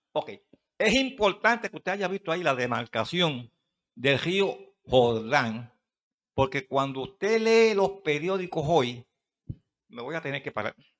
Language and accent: Spanish; Puerto Rico; allá en el campo mío dicen, de donde yo vengo de Mata de Plátano